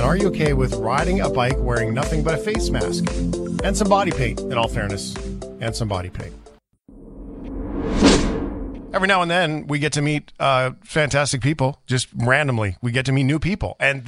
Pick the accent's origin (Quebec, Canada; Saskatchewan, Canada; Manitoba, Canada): Manitoba, Canada; Flin Flon; born there; I was born in Flin Flon, and so I have a family connection to Winnipeg, but most of my life, or to Manitoba in general, most of my life has been spent outside of that.